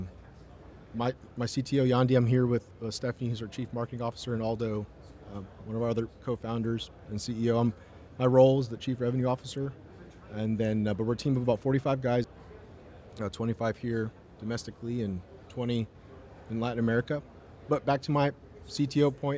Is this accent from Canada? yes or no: yes; Toronto, Ontario, Canada; I was born in Toronto, Canada